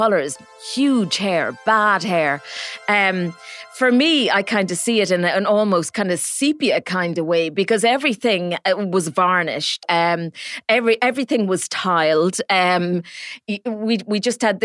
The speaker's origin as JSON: {"language": "English", "region": "Midlands", "country": "Ireland", "tie": "born or raised there", "said": "I grew up in the Midlands"}